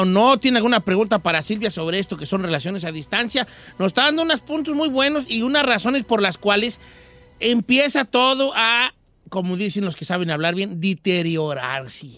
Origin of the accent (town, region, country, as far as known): Mexico